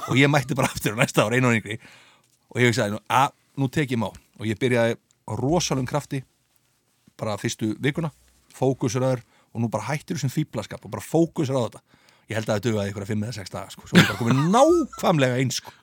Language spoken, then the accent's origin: Icelandic; Reykjavík, Capital Region, Iceland; ég flytti upp í Selos